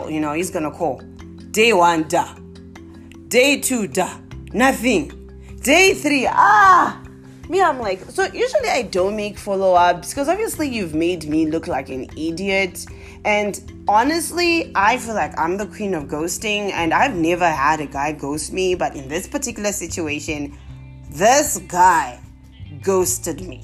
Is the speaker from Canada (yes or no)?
no; Zimbabwe; accent: Zimbabwean; also born or lived in South Africa; I'm now back to my Zimbabwean accent.